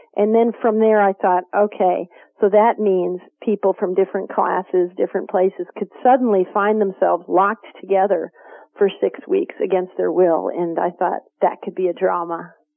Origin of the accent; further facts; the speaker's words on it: Kentucky, United States; I grew up in Kentucky